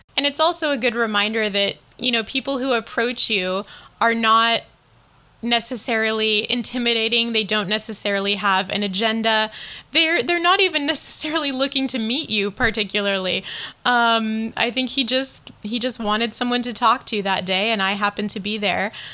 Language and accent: English; United States; also born or lived in Liberec, Czech Republic; I said, America